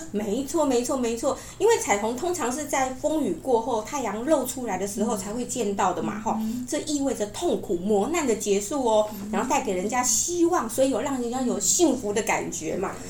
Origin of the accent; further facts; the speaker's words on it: Taiwan; 我们台湾其实很多原住民呢，相信灵魂是不灭的哦